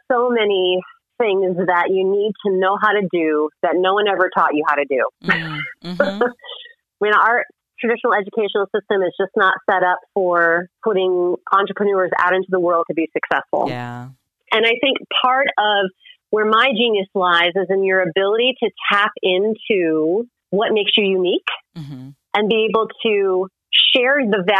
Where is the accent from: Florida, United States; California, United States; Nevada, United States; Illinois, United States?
Illinois, United States; now in New York, United States; I first moved to New York and I thought, oh, I'm making all this money because I came from Illinois, the middle of Midwest in the cornfield.